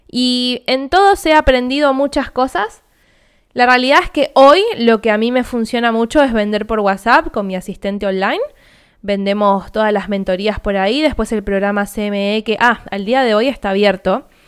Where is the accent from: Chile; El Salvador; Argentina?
Argentina; yo, como argentina y teniendo cuenta bancaria en Argentina, voy a elegir comprarlo a 250 mil pesos